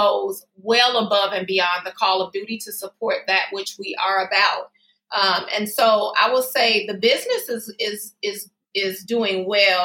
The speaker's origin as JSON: {"language": "English", "town": "Chicago", "region": "Illinois", "country": "United States", "tie": "born or raised there", "also_born_or_lived": "Berwyn, Illinois", "said": "I was born and raised in the Austin community."}